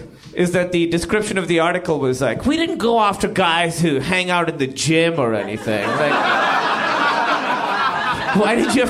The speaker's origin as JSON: {"language": "English", "country": "Pakistan", "said": "I'm Pakistani"}